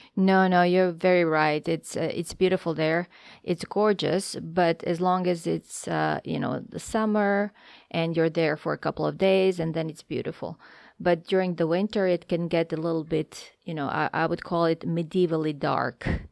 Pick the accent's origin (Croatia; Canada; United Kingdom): Croatia; Zagreb, City of Zagreb; moved away as an adult; also born or lived in Hudson, New Hampshire; now in Los Angeles, United States; I was born in Zagreb, uh, as were my parents